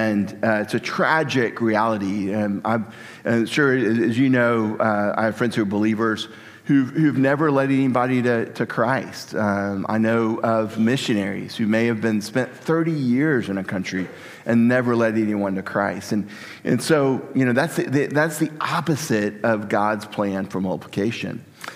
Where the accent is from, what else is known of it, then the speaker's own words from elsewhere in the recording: Texas, United States; I'm from Texas, so we say y'all a lot. Although I didn't grow up in Texas, but it's still a part of me.